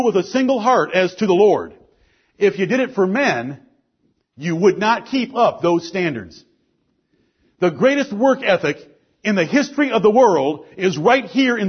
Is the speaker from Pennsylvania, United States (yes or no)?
no; Detroit, Michigan, United States; I'm from Detroit, Michigan